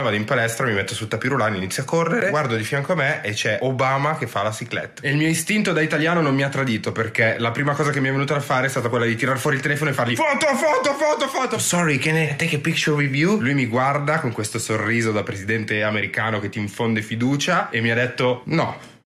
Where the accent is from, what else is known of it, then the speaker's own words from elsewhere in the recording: Palermo, Sicily, Italy; d'ordinanza in quanto palermitano